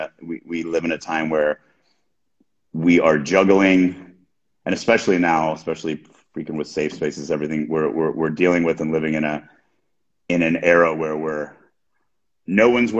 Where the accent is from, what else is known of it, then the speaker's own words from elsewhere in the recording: United States; I'm an American